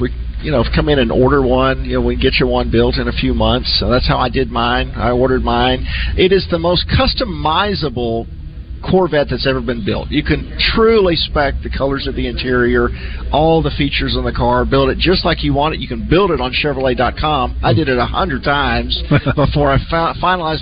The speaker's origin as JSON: {"language": "English", "town": "Rose City", "region": "Arkansas", "country": "United States", "said": "I'm from Rose City"}